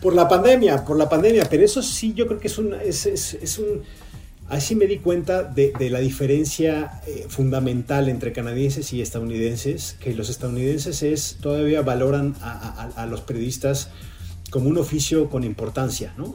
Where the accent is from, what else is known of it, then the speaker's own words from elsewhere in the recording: Mexico; moved away as an adult; now in Los Angeles, United States; como mexicano